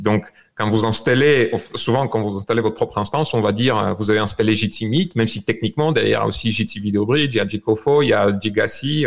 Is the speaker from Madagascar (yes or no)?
no; Bulgaria; born or raised there; moved away as an adult; also born or lived in France; now in United States